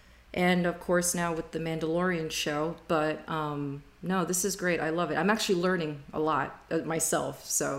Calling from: Miami, Florida, United States; I am based out of Miami, Florida.

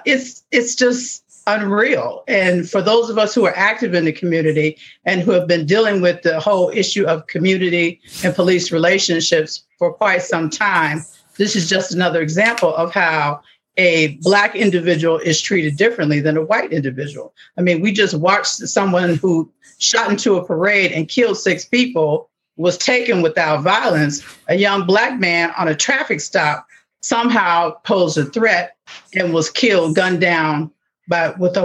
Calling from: Youngstown, Ohio, United States; First of all, I'm in Youngstown. We're 48 miles from Akron.

